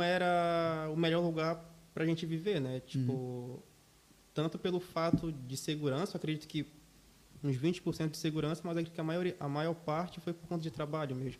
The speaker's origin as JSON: {"language": "Portuguese", "town": "São Miguel do Guamá", "region": "Pará", "country": "Brazil", "moved": "yes", "lives_now": "Joinville, Brazil", "said": "São Miguel do Guamá, município de Belém do Pará."}